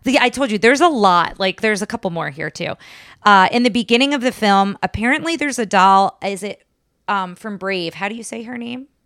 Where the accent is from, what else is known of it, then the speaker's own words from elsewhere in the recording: New Jersey, United States; now in Texas, United States; I'm from New Jersey originally